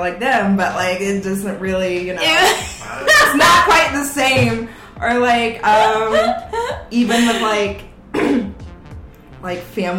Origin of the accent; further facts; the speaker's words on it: Palo Alto, California, United States; moved away as an adult; now in New York City, United States; So yeah, I'm originally from Palo Alto, which is about 45 minutes south of San Francisco.